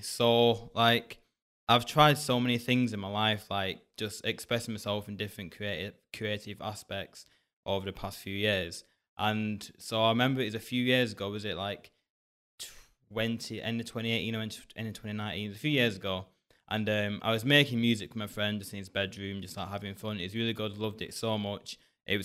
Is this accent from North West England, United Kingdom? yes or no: yes; Bolton, North West England, United Kingdom; also born or lived in Hounslow; I wasn't born up here in Bolton. I was born in Hounslow, down south, but I was adopted.